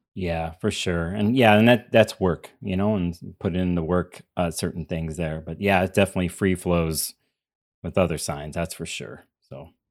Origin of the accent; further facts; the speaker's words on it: Chicago, Illinois, United States; I grew up in Chicago